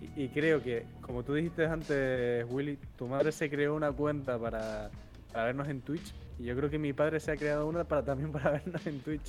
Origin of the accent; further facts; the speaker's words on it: Cuba; moved away; de pequeño en Cuba